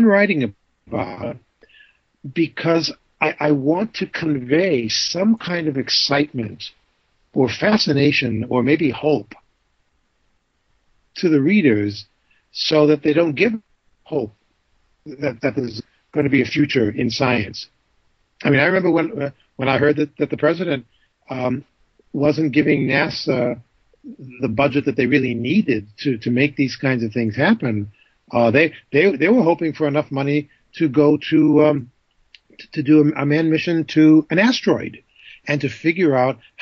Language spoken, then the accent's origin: English; New Hampshire, United States; growing up in New Hampshire